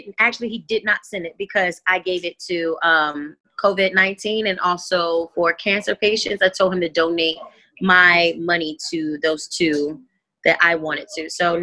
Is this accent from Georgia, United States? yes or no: yes; Valdosta, Georgia, United States; born there; also born or lived in New York / Houston / Detroit; No, I was born in Valdosta, Georgia, Moody Air Force Base, and I lived in New York. I lived in Houston, Detroit.